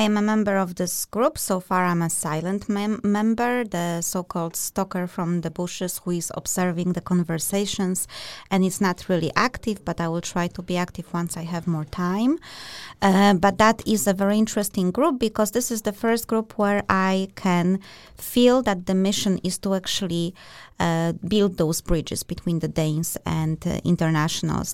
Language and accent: English; Poland; now in Denmark; We are both from Poland and, uh, and Denmark